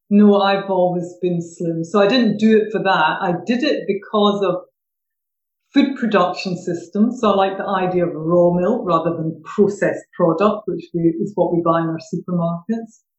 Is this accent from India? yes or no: no; Glasgow, Scotland, United Kingdom; accent: Glaswegian; moved away as an adult; now in Suffolk, United Kingdom; originally from Glasgow, but I have been down in Suffolk for about 13 years. Every time I go back north, they say I've lost my accent. And then down here, they don't understand what I'm saying if I use my good old vernacular Glaswegian.